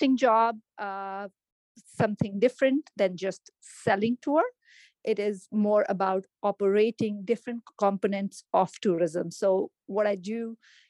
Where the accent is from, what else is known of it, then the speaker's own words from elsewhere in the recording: Jammu and Kashmir, India; moved away as an adult; also born or lived in Delhi, India; now in Canada; I come from India, northern state of India called Kashmir, and as grew up half my childhood in Kashmir, remaining in Delhi. And then at about age of 24, I moved to Canada